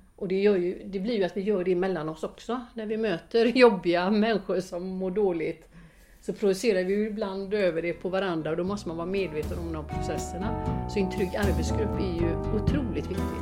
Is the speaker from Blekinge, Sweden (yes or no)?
no; Gothenburg, Västra Götaland, Sweden; jag är uppvuxen i Biskopsgården